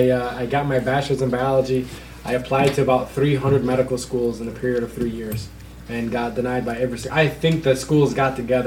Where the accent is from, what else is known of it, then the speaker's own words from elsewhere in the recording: Dearborn, Michigan, United States; Born and raised in East Dearborn.